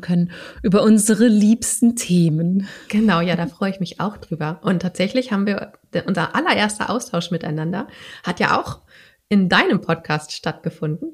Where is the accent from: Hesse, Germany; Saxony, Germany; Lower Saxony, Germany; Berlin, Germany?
Berlin, Germany; Ich komme aus Berlin.